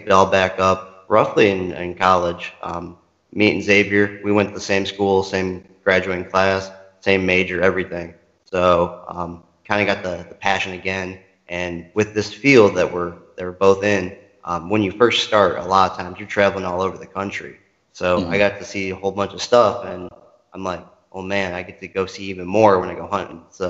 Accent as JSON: {"language": "English", "town": "Chicago", "region": "Illinois", "country": "United States", "tie": "born or raised there", "said": "I grew up in Chicago"}